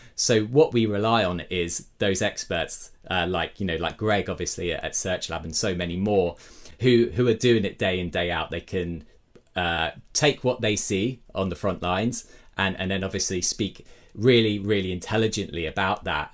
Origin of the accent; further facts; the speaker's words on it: Brighton, South East England, United Kingdom; my hometown, Brighton, in the U K.